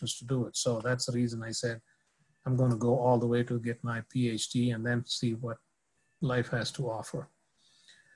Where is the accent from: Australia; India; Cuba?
India; moved away as an adult; also born or lived in Texas; now in United States; Was born and raised in India, born to a middle-class family